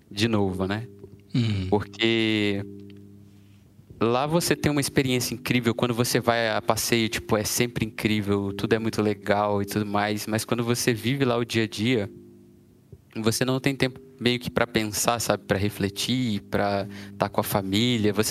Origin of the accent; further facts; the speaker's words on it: Brazil; also born or lived in London, United Kingdom; now in Portugal; por isso que eu saí do Brasil.